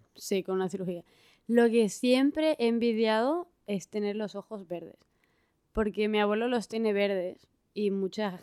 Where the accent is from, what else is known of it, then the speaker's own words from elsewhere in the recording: Spain; Soy del norte de España